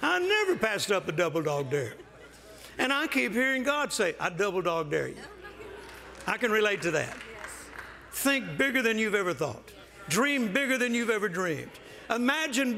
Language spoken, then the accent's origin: English; Louisiana, United States; also born or lived in Mississippi; now in Texas, United States; I'm a Southern boy. I was born in Mississippi. I grew up in Louisiana. I've been living in Texas since 1970.